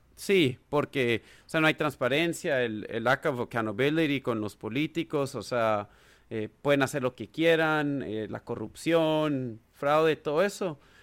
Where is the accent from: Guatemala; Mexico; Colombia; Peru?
Guatemala; moved away as an adult; also born or lived in United States; now in Washington DC, United States; nací y crecí en Guatemala